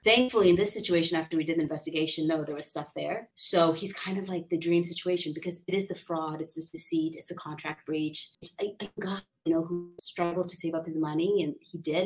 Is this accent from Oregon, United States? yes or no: no; San Diego, California, United States; I'm a local. I grew up in San Diego, wonderful connections here